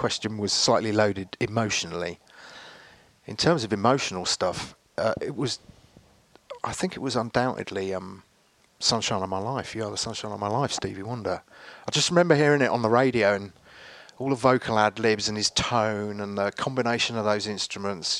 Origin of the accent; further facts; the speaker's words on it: Henley-on-Thames, South East England, United Kingdom; also born or lived in Reading, Berkshire; I kind of grew up just outside of here, really, Henley, in a little village